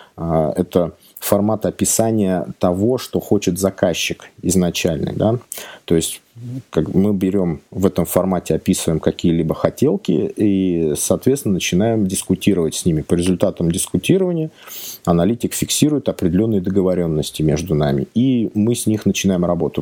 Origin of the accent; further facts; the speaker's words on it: outside Moscow Ring Road, Moscow Oblast, Russia; я не совсем из Москвы, я коренной замкадыш, но как бы работать приходится в Москве